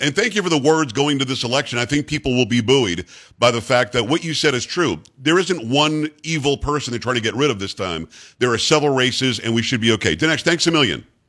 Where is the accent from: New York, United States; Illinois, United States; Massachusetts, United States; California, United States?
New York, United States; moved away; also born or lived in Michigan; I lived in Michigan eight years, and I'm from New York originally